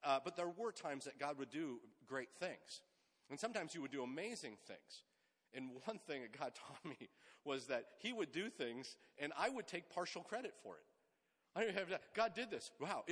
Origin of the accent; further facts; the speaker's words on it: Sunnyvale, California, United States; I grew up in the Bay Area. I'm a kid of the Silicon Valley. Grew up in Sunnyvale